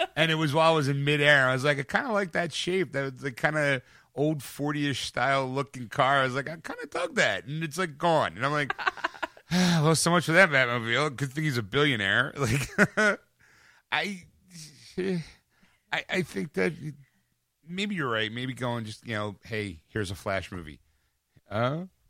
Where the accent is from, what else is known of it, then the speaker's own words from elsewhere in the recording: Philadelphia, Pennsylvania, United States; We're from Philadelphia